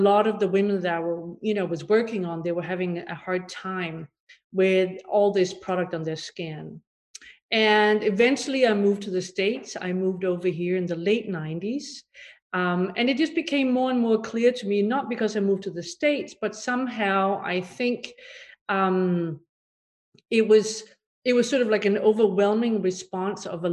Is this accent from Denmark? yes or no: yes; Denmark; moved away; also born or lived in Paris; And I'm originally from Denmark. I grew up over there in a very different sort of set of environment on a farm